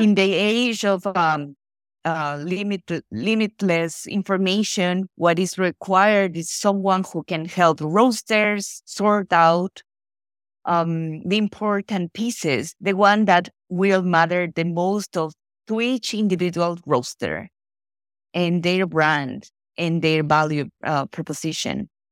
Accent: Ecuador; moved away as an adult; now in Florida, United States; I was born and raised in Ecuador, and I'm based in, uh, Florida, U S

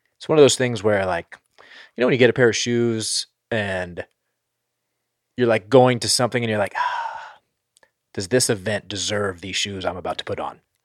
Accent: northern East Coast, Northeast, United States; moved away; I grew up on the East Coast, so, like, I know and, like, northern East Coast

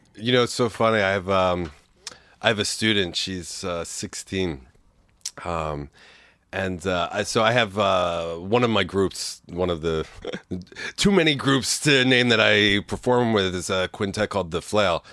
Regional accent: Bucks County, Pennsylvania, United States; also born or lived in Philadelphia / Warrington; I was born in the city in the Northeast.

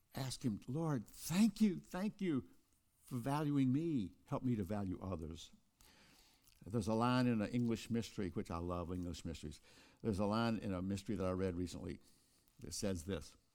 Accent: Kosciusko, Mississippi, United States; Oprah Winfrey and I were born in the same town of Kosciuszko, Mississippi

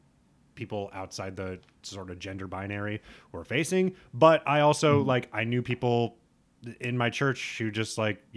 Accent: Nebraska, United States; I was raised a Unitarian in Nebraska.

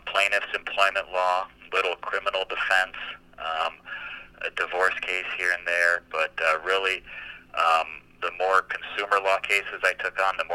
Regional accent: Minnesota, United States; moved away as an adult; now in San Diego, United States; I grew up in Minnesota

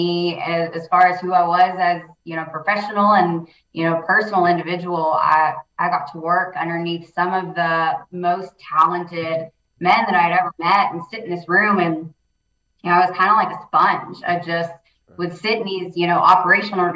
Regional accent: Houston, Texas, United States; now in Midland, United States; I'm from Houston originally

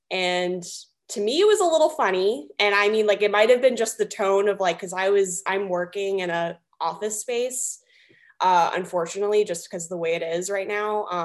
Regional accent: the South, United States; Um, we're both from the South.

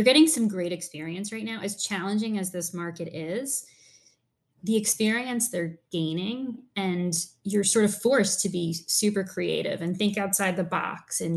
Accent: Wappingers Falls, New York, United States; I grew up in a place called Wappingers Falls in New York

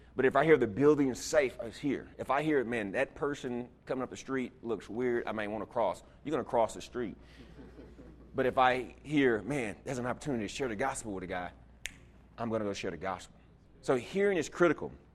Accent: Houston, Texas, United States; moved away; I was from Houston

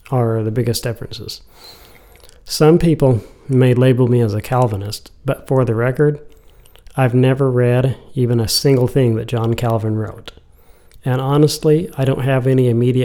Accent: United States; being an American

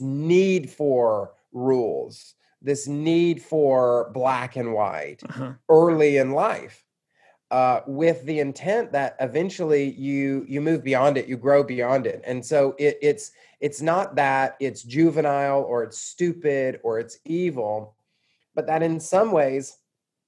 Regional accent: Atlanta, Georgia, United States; also born or lived in Louisville, Kentucky / Mississippi; I grew up in Georgia, in suburban Atlanta

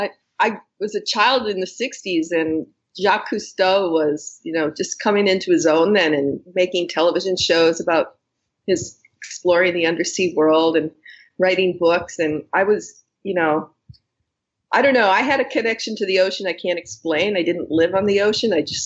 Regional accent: New England, United States; New England. Okay. New England.

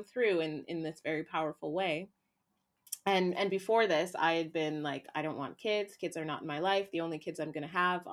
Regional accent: Canada; moved away as an adult; also born or lived in Haiti / Toronto, Canada; I was born in Haiti, lived there for about 2 years, and was adopted out into a Canadian family

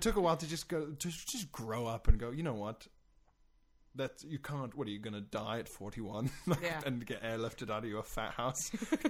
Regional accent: South Africa; moved away; I'm South African originally

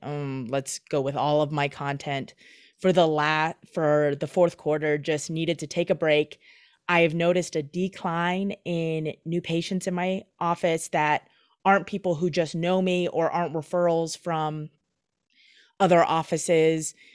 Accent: Michigan, United States; also born or lived in Minnesota; now in Twin Cities, Minnesota, United States; growing up in Michigan, now living in Minnesota

